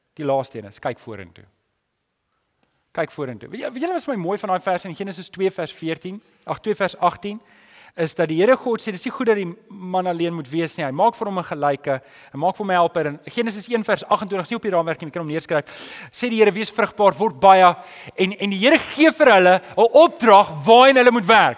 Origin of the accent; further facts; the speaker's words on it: South Africa; ons is daarom Suid-Afrikaners